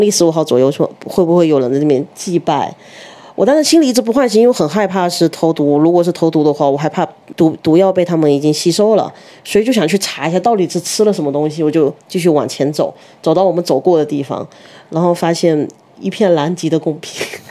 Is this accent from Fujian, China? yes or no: yes; Fujian, China; 像我是福建的